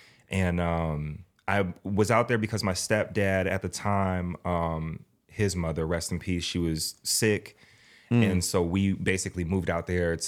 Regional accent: Massachusetts, United States; moved away; Long story short, like I came here from Massachusetts. I was getting in a lot of trouble.

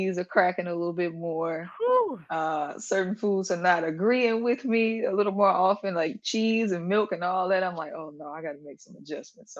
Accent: Mississippi, United States; I'm from Mississippi

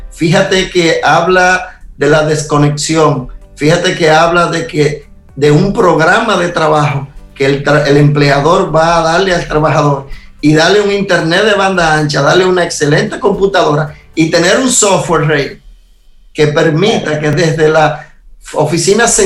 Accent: Dominican Republic; now in Israel; aunque yo soy dominicano y estoy en Israel, ese espacio de mi embajada es República Dominicana

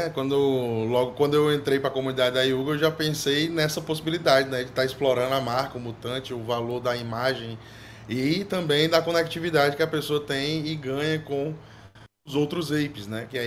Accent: Ceará, Brazil; sou aqui do Ceará, né?

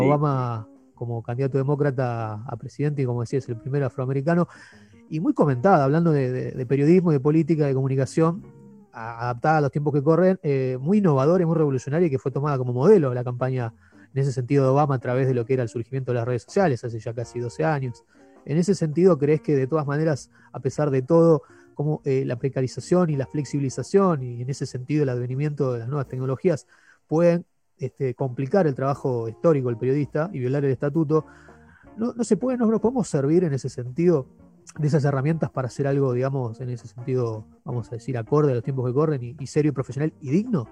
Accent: Luis Guillón, Buenos Aires Province, Argentina; yo soy oriundo de Luis Dillón

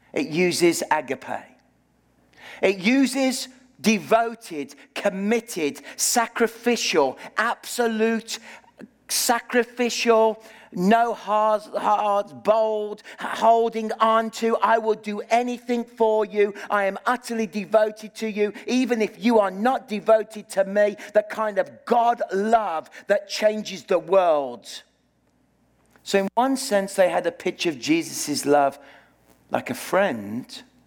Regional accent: Birmingham, West Midlands, United Kingdom; moved away as an adult; now in Okanagan, Canada; I live in the city of, grew up in the city of Birmingham, in the heart of Britain

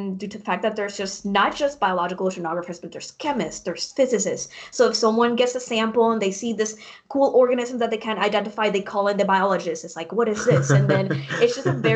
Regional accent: Puerto Rico; now in Arizona, United States; I was born in Puerto Rico, which is a tropical island, very, very much different from Arizona, which is where I'm at right now

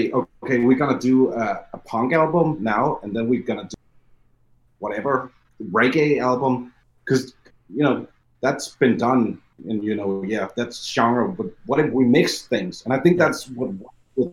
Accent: Denmark; because we're from Denmark, we're from up north

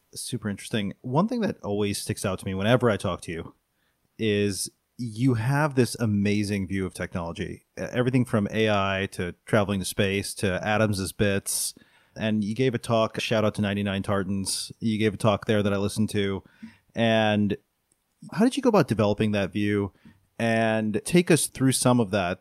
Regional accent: Buffalo, New York, United States; My hometown, Buffalo, New York

